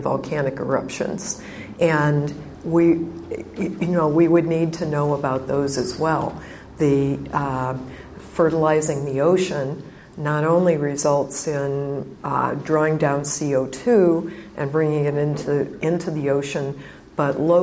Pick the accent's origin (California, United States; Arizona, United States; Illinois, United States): Illinois, United States; I grew up in the Midwest, in Illinois, and when I was a little girl, I liked to garden.